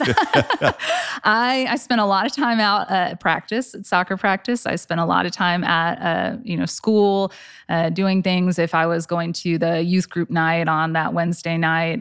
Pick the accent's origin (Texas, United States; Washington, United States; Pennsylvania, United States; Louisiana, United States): Texas, United States; Flower Mound; I grew up in Flower Mound. I, born and raised